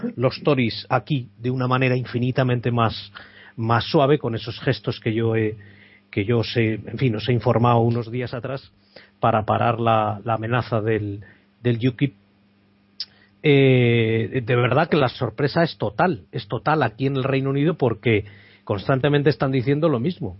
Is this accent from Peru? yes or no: no; the Pyrenees, Spain; now in United Kingdom; soy de los Pirineos y tenemos mucha relación con Francia